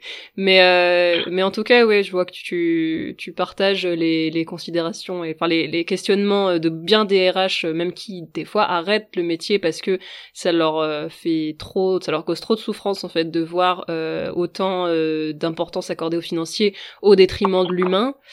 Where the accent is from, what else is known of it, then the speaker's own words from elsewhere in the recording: Brittany, France; je suis bretonne